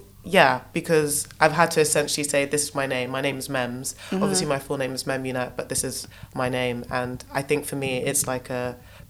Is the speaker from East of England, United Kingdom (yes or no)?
no; London, United Kingdom; also born or lived in Ghana; she had me in the UK in King's Cross Hospital.